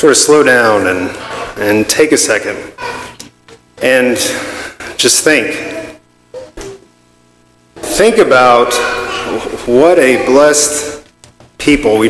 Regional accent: Lubbock, Texas, United States; I was born in Lubbock, Texas

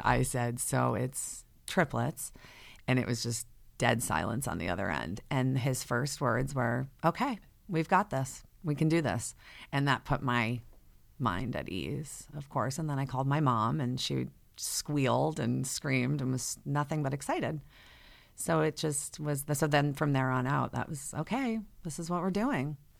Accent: Fairfield County, Connecticut, United States; I grew up in the Fairfield County area of Connecticut. I've been here my whole life

